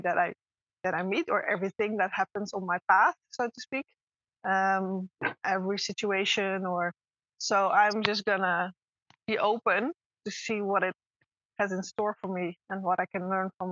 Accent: Netherlands; moved away as an adult; I'm originally from the Netherlands

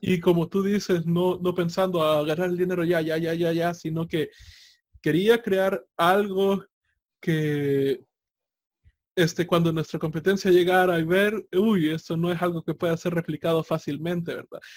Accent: El Salvador

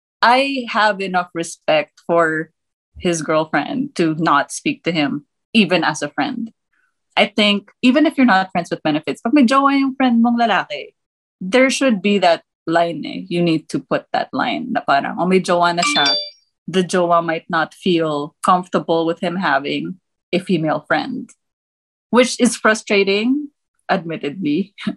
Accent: Germany; also born or lived in Thailand / United States; I was born in the US and then I grew up in Germany and Thailand.

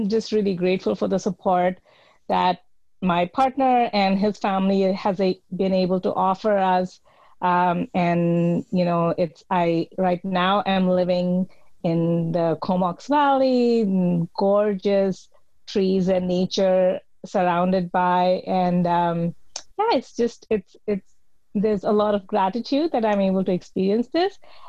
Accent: India; Yes. I grew up in the Indian Army, and I was strongly influenced by my parents and what was familiar to me.

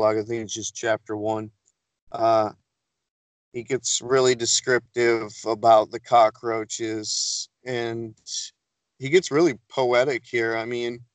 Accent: Detroit, Michigan, United States; I'm from Metro Detroit

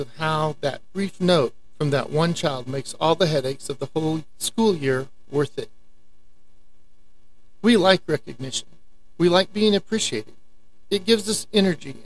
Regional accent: Amarillo, Texas, United States; I was raised in Amarillo, Texas, and still live here

